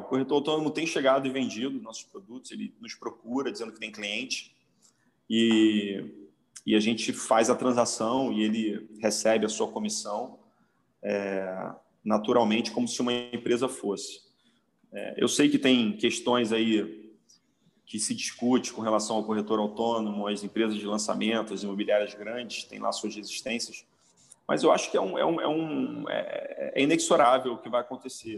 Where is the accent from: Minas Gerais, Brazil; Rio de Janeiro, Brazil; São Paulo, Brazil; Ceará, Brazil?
Rio de Janeiro, Brazil; Eu, como carioca, nascido e criado na, na, na, em Copacabana